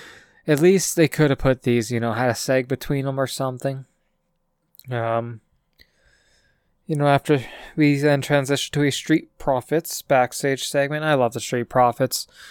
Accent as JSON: {"language": "English", "country": "Canada", "said": "I'm Canadian"}